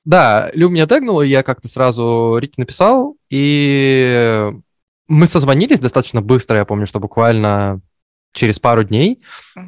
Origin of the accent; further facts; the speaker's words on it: Perm, Perm Krai, Russia; moved away; я из Перми